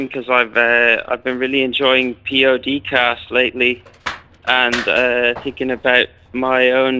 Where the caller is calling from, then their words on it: London, United Kingdom; I'm calling in from London, England.